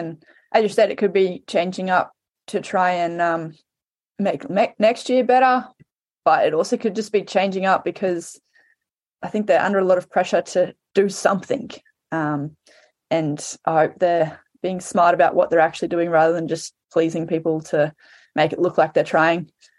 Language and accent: English; Queensland, Australia; as a Queenslander